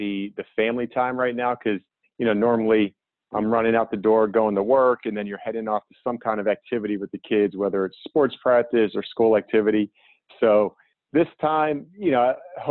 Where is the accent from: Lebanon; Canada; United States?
United States; Pittsburgh, Pennsylvania; growing up, we grew up in Pittsburgh